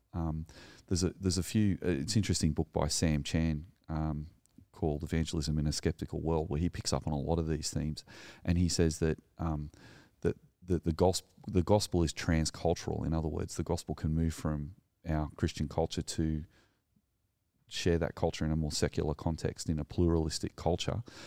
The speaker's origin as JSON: {"language": "English", "region": "New South Wales", "country": "Australia", "also_born_or_lived": "Sutherland Shire", "said": "I'm a male, I live in the Southern Shire, I'm Australian"}